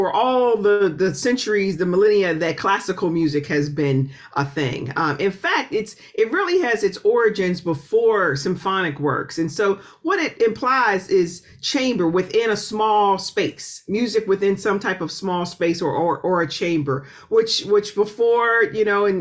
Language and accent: English; Pittsburgh, Pennsylvania, United States; moved away as an adult; also born or lived in Oberlin, Ohio / New York; I'm originally from Pittsburgh, which is an incredibly musical city